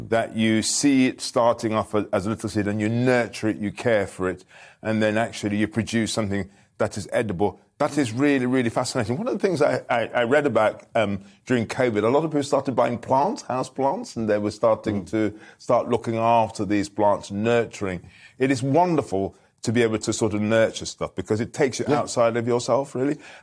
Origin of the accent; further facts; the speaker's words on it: Birmingham, West Midlands, United Kingdom; moved away; I was left behind, and then when they earned enough money, I then followed, and I was brought up in Small Heath in Birmingham